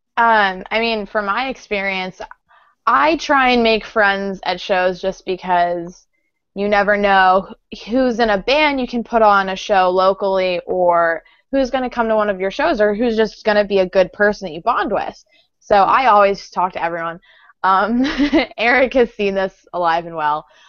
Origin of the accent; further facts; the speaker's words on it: Baltimore, Maryland, United States; we're from Baltimore